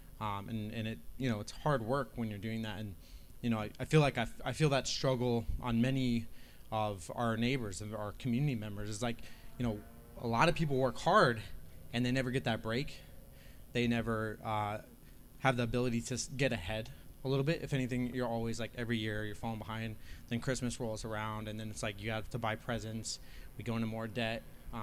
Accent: Las Vegas, Nevada, United States; also born or lived in Vermont; I grew up here in Las Vegas. My family moved here when I was 6 years old

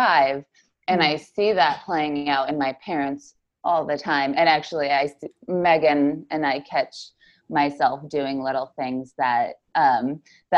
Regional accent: Chelyabinsk, Chelyabinsk Oblast, Russia; moved away; I grew up in Russia. There's a city called Chelyabinsk

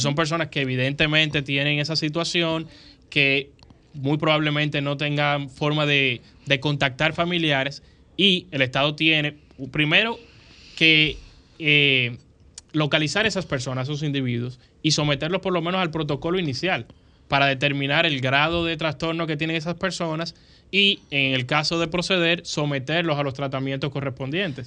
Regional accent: Dominican Republic; lo que nos sucede a nosotros como dominicanos

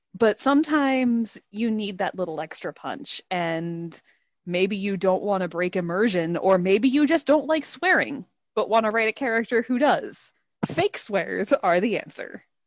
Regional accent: Tampa, Florida, United States; I was born and raised in the Tampa Bay area, which is a very large metropolitan area

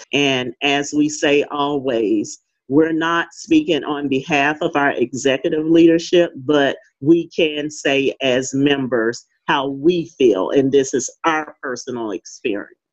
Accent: St. Louis, Missouri, United States; now in Fayetteville, United States; growing up in St. Louis, Missouri, I uh, lived in the inner city

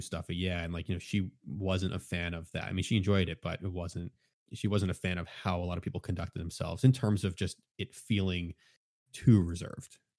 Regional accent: Philadelphia, Pennsylvania, United States; I'm from Philadelphia

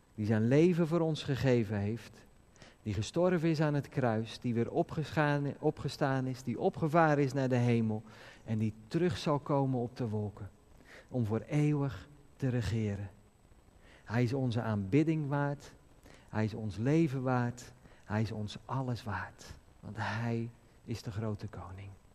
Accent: Netherlands; als Nederlanders

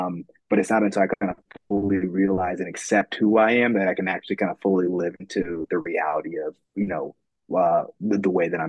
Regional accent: California, United States; I grew up in California, but we kind of moved around.

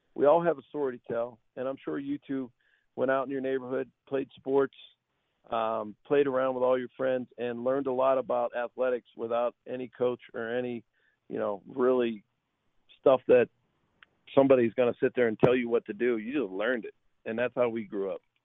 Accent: Pittsburgh, Pennsylvania, United States; moved away as an adult; also born or lived in Tulsa, Oklahoma; I grew up in Pittsburgh and got to play in the NFL

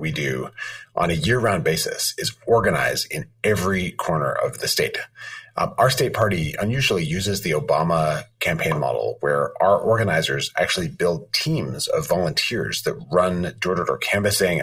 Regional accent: Madison, Wisconsin, United States; I grew up in Madison. I actually live in the house that I grew up in.

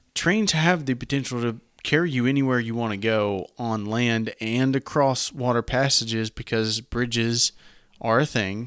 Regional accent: the South, United States; accent: southern; My southern accent

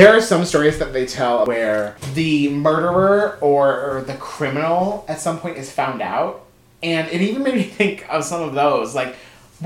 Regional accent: United States; since we're American

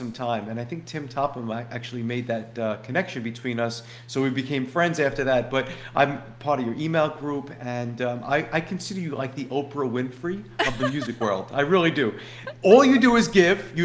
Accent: New York City, New York, United States; growing up in Brooklyn

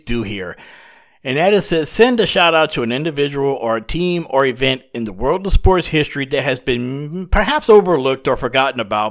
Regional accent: South Louisiana, United States; growing up in South Louisiana in the late 70s and 80s

